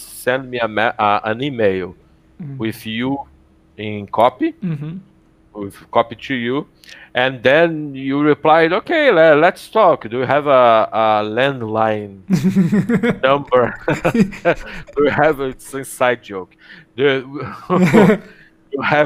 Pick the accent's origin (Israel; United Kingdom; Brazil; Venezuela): Brazil; Rio de Janeiro; also born or lived in Montreal, Canada / Ouro Preto, Brazil; I'm from Rio, and I study in Rio.